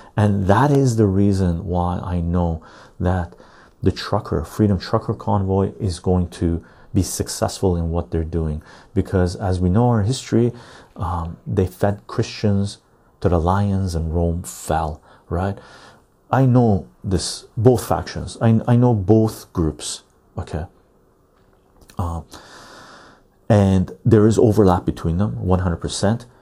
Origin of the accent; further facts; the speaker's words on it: Canada; as a Canadian